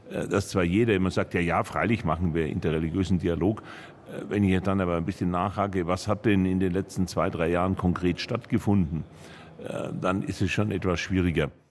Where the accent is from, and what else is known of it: Bavaria, Germany